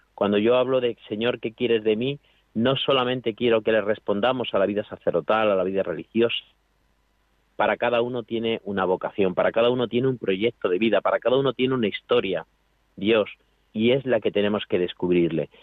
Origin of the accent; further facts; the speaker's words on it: a town in Toledo, Castilla-La Mancha, Spain; moved away as an adult; now in Alcuéscar, Spain; yo soy un pueblo de Toledo y estoy pues eso a 400 kilómetros